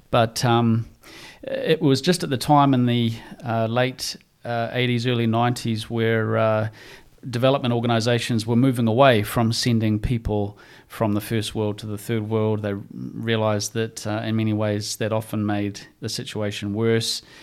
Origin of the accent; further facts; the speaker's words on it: New Zealand; growing up in New Zealand